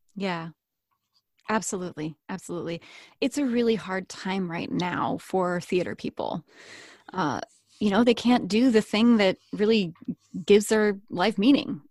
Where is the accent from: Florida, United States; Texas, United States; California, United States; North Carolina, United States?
North Carolina, United States; Chapel Hill; moved away; also born or lived in Seattle, Washington; I grew up in North Carolina.